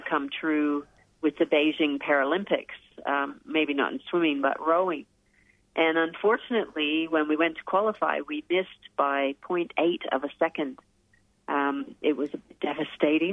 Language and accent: English; Canada; moved away as an adult; now in Australia; I grew up in Canada, and as a kid, I was a swimmer